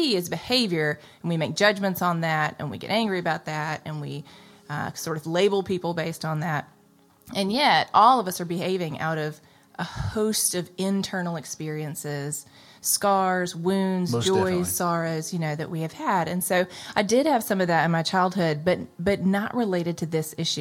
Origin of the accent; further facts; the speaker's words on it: Jackson, Mississippi, United States; I grew up in Jackson, living in the Jackson metro area in Mississippi my whole life